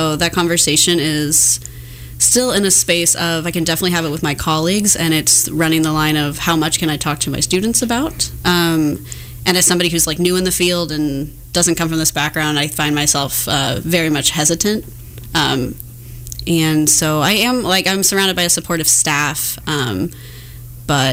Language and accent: English; Overland Park, Kansas, United States; I grew up in Overland Park, Kansas